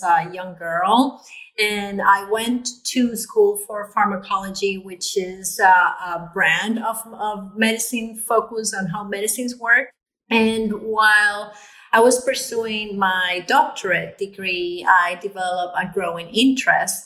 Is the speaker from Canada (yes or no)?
no; Puerto Rico; I was born in Puerto Rico, and I'm a daughter of immigrants